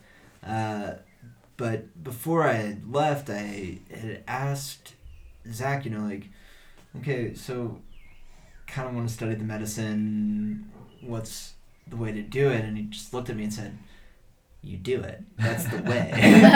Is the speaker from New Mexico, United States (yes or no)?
no; Texas, United States; moved away; also born or lived in Wisconsin / Peru; I'm from Texas